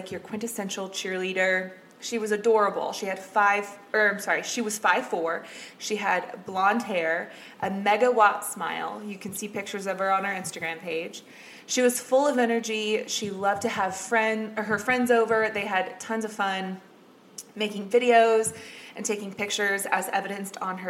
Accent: Shawnee, Kansas, United States; I was from Shawnee, Kansas

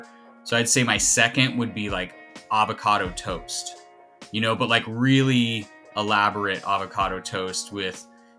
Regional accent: California, United States; also born or lived in Grass Valley, California; I'm from California

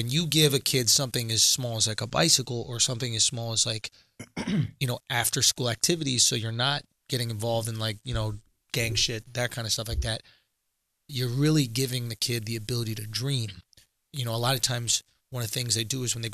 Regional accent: New York City, New York, United States; I grew up in New York where, like, at a very young age, I could walk around

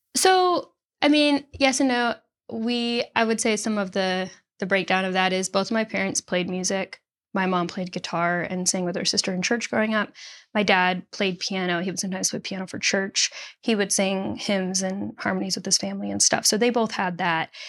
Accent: Nashville, Tennessee, United States; also born or lived in Chicago, Illinois; born in Chicago, and then we moved to the Nashville area when I was nine

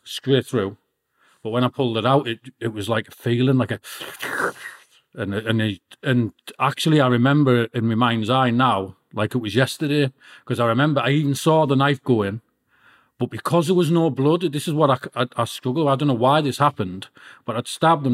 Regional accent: Peterlee, North East England, United Kingdom; also born or lived in Middlesbrough; I was born in Middlesbrough and my mum had to flee from my dad and, and move into County Durham, Peterlee. And then I, be, I, got, I brought up, got brought up there

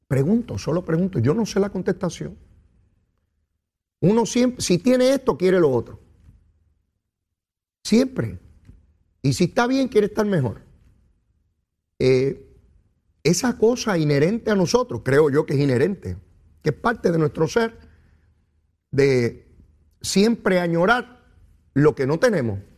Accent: Puerto Rico; Somos boricua y sabemos de lo que se trata.

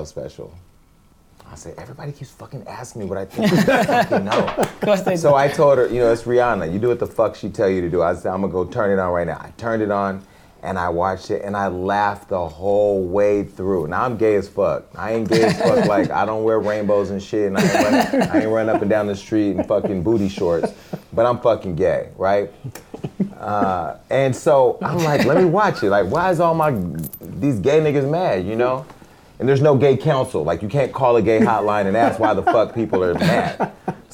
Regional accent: Stockton, California, United States; Stockton, California, where I'm from

